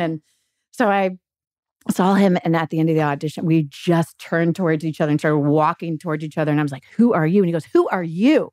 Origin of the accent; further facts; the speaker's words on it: Gulf Breeze, Florida, United States; I'm from Gulf Breeze, Florida